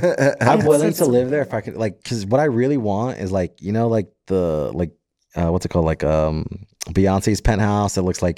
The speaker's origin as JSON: {"language": "English", "region": "Florida", "country": "United States", "tie": "born or raised there", "also_born_or_lived": "Jersey City, New Jersey", "moved": "as an adult", "said": "So when I was growing up in Florida, I moved to Jersey for my first job."}